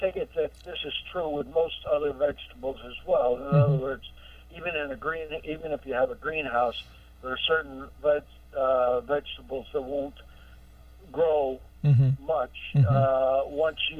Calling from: Hampton, New York, United States; I'm in Hampton, New York. I'm across the border from Fairhaven.

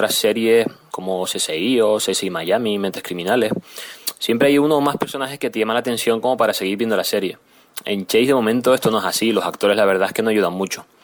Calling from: Canary Islands, Spain; de Tenerife

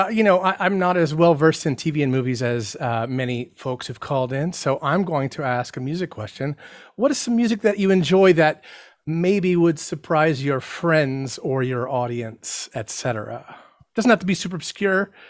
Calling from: Cincinnati, Ohio, United States; Cincinnati, Ohio.

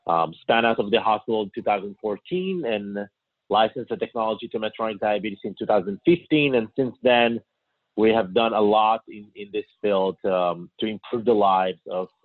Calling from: Israel; I'm calling from Israel.

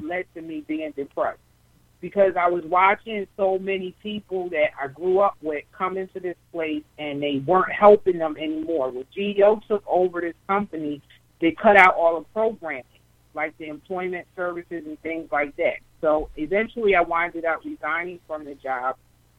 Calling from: New Jersey, United States; I'm from New Jersey.

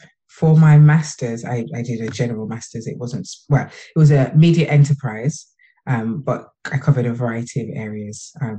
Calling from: Birmingham, West Midlands, United Kingdom; From Birmingham in the UK.

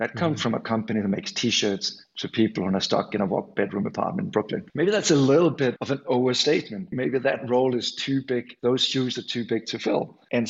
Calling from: Copenhagen, Capital Region of Denmark, Denmark; from a Scandinavian perspective, I'm calling in from Copenhagen today

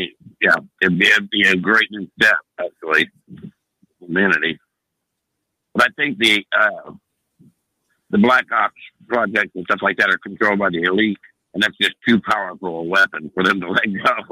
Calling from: Ohio, United States; I'm from Ohio, and I have a two-part question.

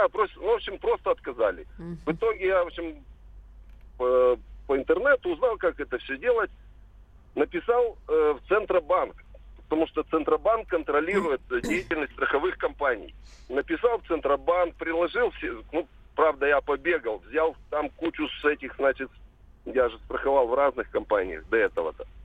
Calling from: Perm, Perm Krai, Russia; Э, здравствуйте, я из Перми звоню.

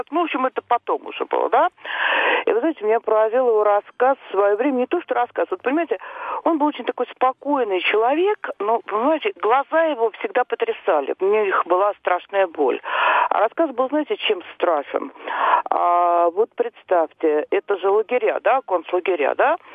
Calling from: Moscow, Russia; я из Москвы.

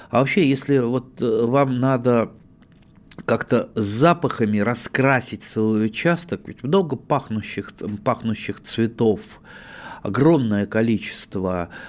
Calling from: Irkutsk, Irkutsk Oblast, Russia; Я из Иркутска.

